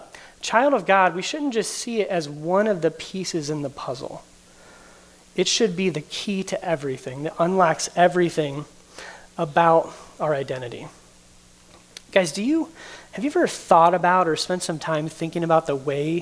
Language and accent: English; United States; I'm an American. That's a big thing. I was born in the United States